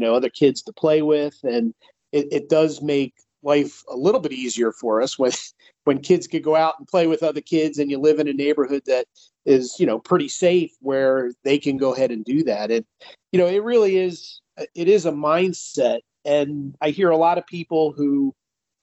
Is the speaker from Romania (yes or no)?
no; Philadelphia, Pennsylvania, United States; I grew up in the Philly area